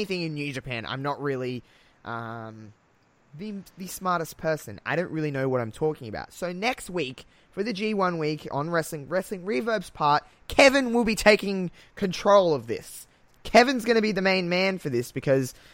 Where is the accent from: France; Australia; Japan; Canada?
Australia; accent: thick Australian; I've got a thick accent apparently, I'm very Australian